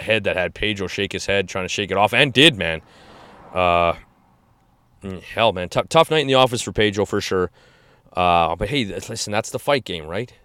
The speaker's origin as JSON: {"language": "English", "country": "Canada", "said": "Canadians in general, we"}